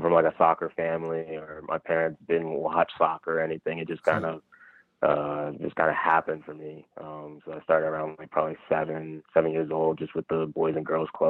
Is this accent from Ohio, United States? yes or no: no; Bowie, Maryland, United States; now in Dallas, United States; I grew up in Bowie, Maryland